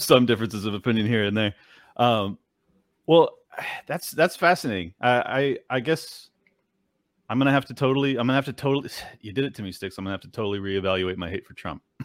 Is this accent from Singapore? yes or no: no; San Diego, California, United States; moved away as an adult; now in Florida, United States; I was born and raised in San Diego, California